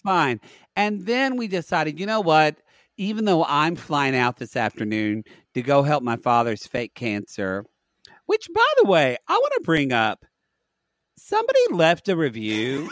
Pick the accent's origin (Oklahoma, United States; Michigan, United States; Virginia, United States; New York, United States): Oklahoma, United States; Growing up in Oklahoma